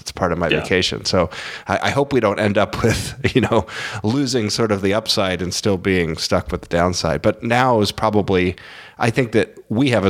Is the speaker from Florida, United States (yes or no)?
yes; Florida, United States; I grew up in Florida